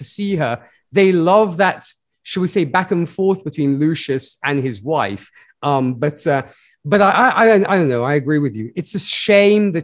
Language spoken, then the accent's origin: English; Milan, Lombardy, Italy; my hometown, Milan